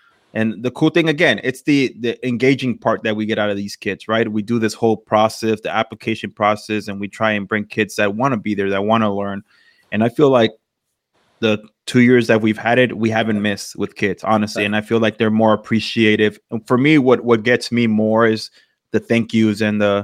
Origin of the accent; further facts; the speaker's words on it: Los Angeles, California, United States; I'm from East LA.